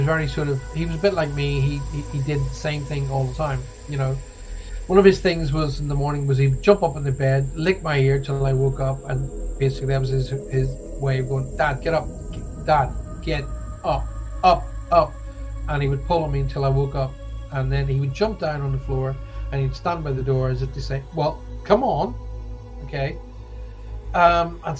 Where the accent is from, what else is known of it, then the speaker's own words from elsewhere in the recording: Ireland; now in United Kingdom; I'm Irish. I'm not Scottish